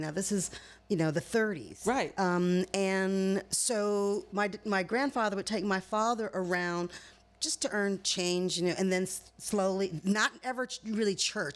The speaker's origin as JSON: {"language": "English", "region": "Michigan", "country": "United States", "tie": "born or raised there", "moved": "as an adult", "lives_now": "California, United States", "said": "where I grew up in Michigan was a vacation spot for Al Capone because it was my hometown is 30 minutes directly across Lake Michigan from Chicago"}